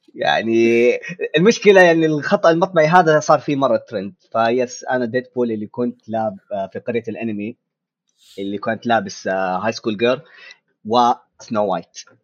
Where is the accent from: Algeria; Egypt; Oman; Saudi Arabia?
Saudi Arabia; عندنا في السعوديه